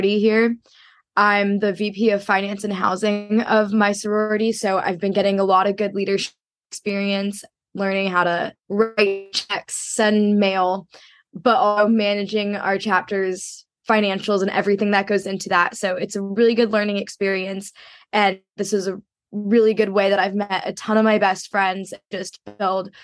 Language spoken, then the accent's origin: English; San Diego, California, United States; I'm from San Diego, California